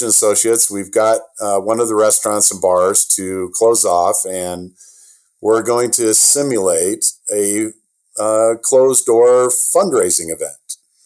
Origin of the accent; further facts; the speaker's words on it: Iowa, United States; I'm from Iowa